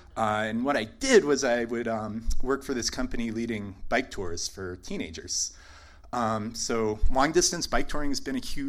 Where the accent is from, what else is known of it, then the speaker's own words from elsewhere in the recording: New England, United States; someone born and raised in New England